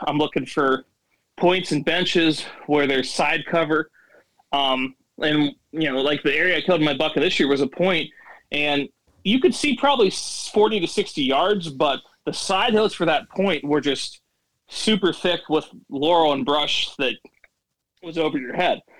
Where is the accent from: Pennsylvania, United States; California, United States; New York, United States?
Pennsylvania, United States; Williamsport; I'm from North Central PA, so I live in Williamsport, which is known for the Little League World Series, and it's pretty much right that smack dab middle of the state up north a little bit, and uh, pretty much lived here all lived this area all my life